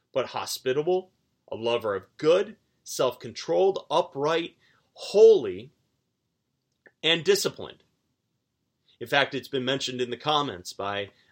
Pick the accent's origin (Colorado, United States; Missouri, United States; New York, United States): New York, United States; Williamsville; I grew up outside of Buffalo, a town called Williamsville.